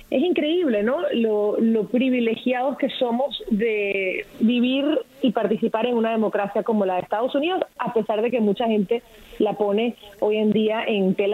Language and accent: Spanish; Venezuela; now in United States; como venezolana, el contraste de lo que es votar en nuestro país